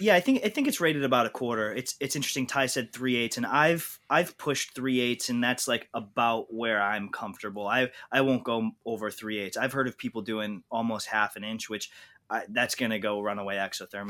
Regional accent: New York, United States; also born or lived in Idaho; I grew up in New York, moved to Idaho for a couple years to go get a graduate degree out there

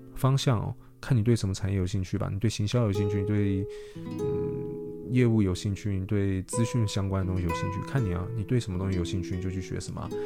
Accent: Taiwan; 我们台湾人

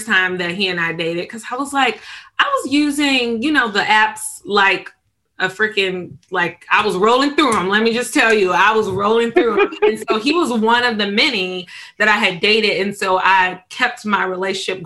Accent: suburbs of Chicago, Illinois, United States; moved away as an adult; also born or lived in Richmond, Virginia / Northern Virginia; now in Los Angeles, United States; I'm from the suburbs of Chicago, lived in Chicago for 6 years

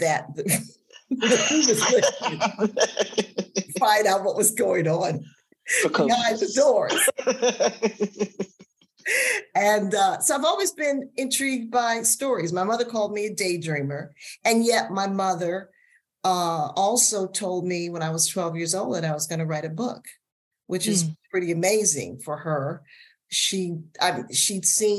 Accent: Washington, District of Columbia, United States; I grew up in Washington, D.C., in a part of the city that's now called Columbia Heights.

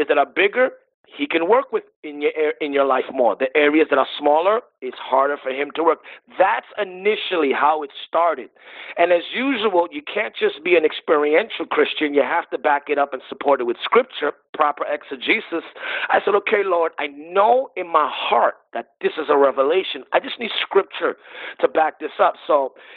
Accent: New York City, New York, United States; I'm also a New Yorker

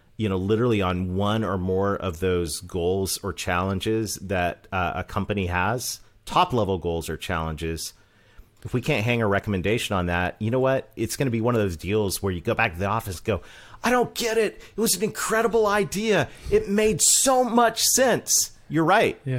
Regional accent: Canada; accent: Canadian; moved away as an adult; also born or lived in Mid-South, United States; I'm Canadian.

